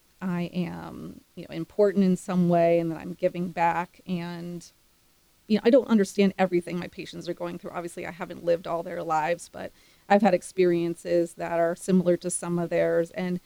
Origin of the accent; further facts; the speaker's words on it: East Coast, United States; And again, I'd never been to Texas. I grew up on the East Coast.